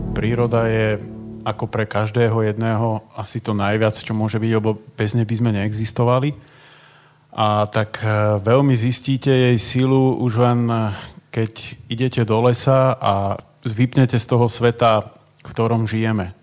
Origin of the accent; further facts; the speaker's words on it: Trnava, Trnava Region, Slovakia; u nás v Trnave